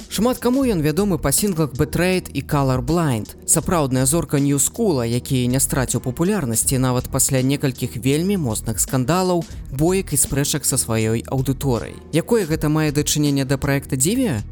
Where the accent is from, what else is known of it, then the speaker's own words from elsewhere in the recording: Mogilev, Mogilev Region, Belarus; Belarusian is a second language; сам нарадзіўся ў магілёве